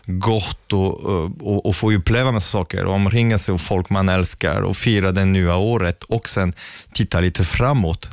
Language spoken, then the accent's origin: Swedish; Sweden; som svensk